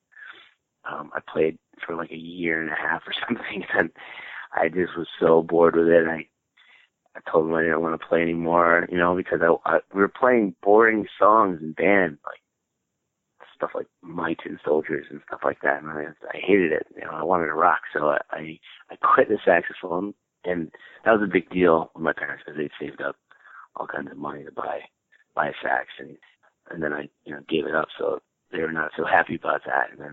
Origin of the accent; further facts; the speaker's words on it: Albany, New York, United States; moved away as an adult; now in New York City, United States; I moved down here from Albany, New York, from upstate where I grew up